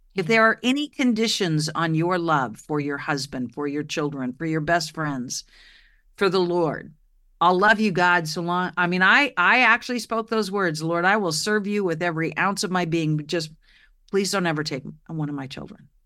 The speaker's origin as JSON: {"language": "English", "region": "Oregon", "country": "United States", "tie": "born or raised there", "said": "I grew up in Oregon"}